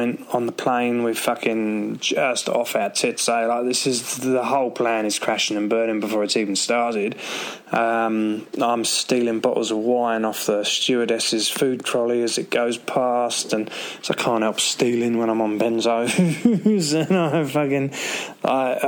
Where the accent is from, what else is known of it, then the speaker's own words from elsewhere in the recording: London, United Kingdom; moved away as an adult; also born or lived in Gold Coast, Australia / Brisbane, Australia / San Francisco / Manhattan; now in New Zealand; we're from London in the UK originally